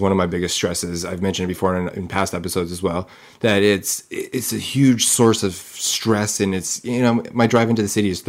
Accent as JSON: {"language": "English", "area": "Kootenay area, BC", "region": "British Columbia", "country": "Canada", "moved": "yes", "lives_now": "Calgary, Canada", "said": "I'm from BC, I'm from the Kootenay area there, so we're not into the big city types"}